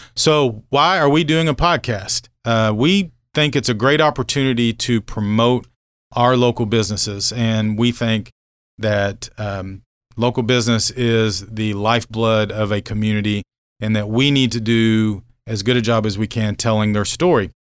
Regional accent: Norman, Oklahoma, United States; moved away as an adult; also born or lived in Grandfield, Oklahoma / Lincoln, Nebraska / Abilene, Texas / McAlester, Oklahoma; now in Manhattan, United States; I'm originally from Oklahoma, grew up Norman

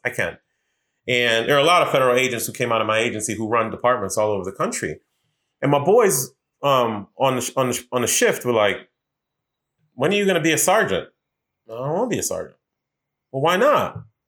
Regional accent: Boston, Massachusetts, United States; also born or lived in New York; now in Washington, D.C., United States; raised in Boston

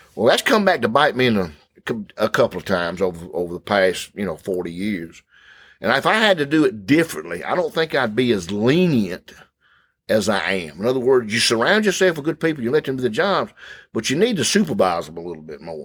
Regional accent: Thomaston, Georgia, United States; When I was growing up in East Thomaston, the Mill Village, we had one policeman

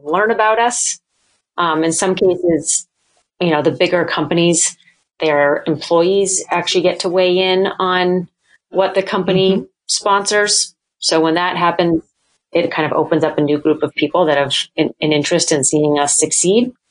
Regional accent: New Hampshire, United States; moved away as an adult; also born or lived in Boston; now in Maine, United States; I grew up in New Hampshire

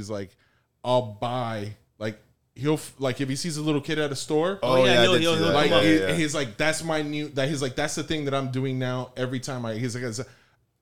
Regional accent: Opa-locka, Florida, United States; I grew up in Opa-locka, literally on Spartan Boulevard, right across the street from St. Thomas University

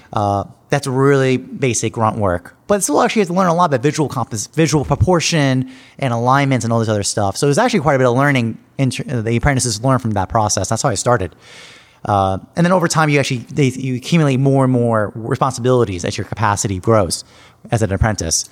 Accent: Long Island, New York, United States; now in New York City, United States; I grew up on Long Island, New York, about fifty miles out east from here, New York City

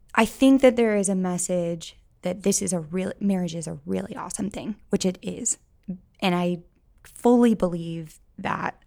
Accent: St. Louis, Missouri, United States; moved away as an adult; now in Columbia, United States; I am from St. Louis, but I came to Columbia for school in, gosh, I don't want to say the year, but 2009, and then just stayed for the most part

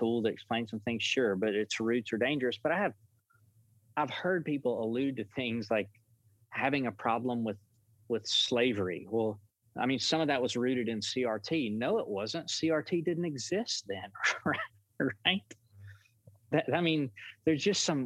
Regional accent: United States; the pastor where I grew up in Dewayville

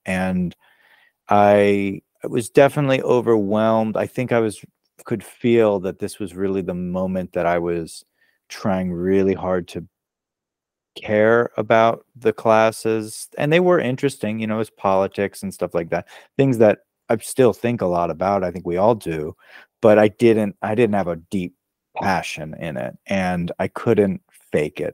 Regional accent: Maryland, United States; moved away as an adult; also born or lived in Brooklyn, New York; now in Los Angeles, United States; I was born in Maryland, uh, so sort of near D C, so on the east coast of the U S, and, um, I spent the first, you know, about eighteen years of my life there

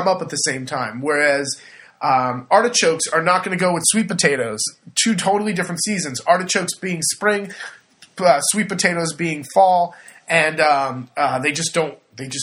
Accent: California, United States; moved away as an adult; now in Le Marche, Italy; I'm from California

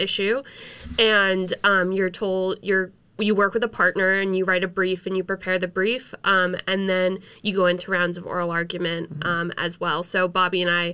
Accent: Marblehead, Massachusetts, United States; I'm from Marblehead, Massachusetts

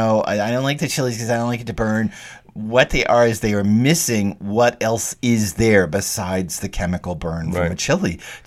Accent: Texas, United States; I grew up in Texas and I couldn't eat Mexican food.

